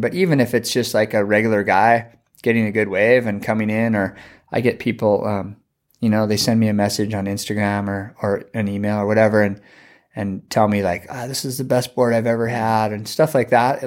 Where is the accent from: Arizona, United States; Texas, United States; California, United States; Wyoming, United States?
California, United States; Santa Barbara; moved away as an adult; now in Hawaii, United States; I grew up in Santa Barbara